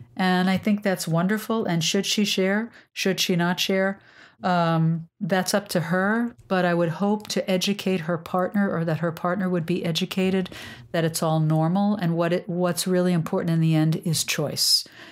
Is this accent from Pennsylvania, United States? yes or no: no; New York, United States; I'm a New Yorker